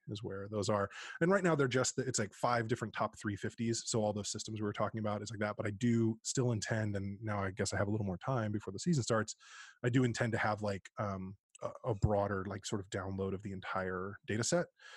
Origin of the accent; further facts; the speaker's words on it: East Bay, Northern California, United States; Born and bred in East Bay in Northern California